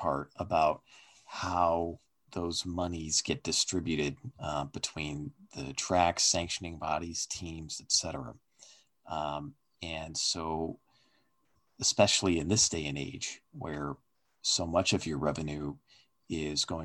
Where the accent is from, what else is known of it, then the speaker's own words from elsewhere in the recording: near Stafford Springs, Connecticut, United States; a track not too far away from my hometown, the legendary Stafford Motor Speedway in Connecticut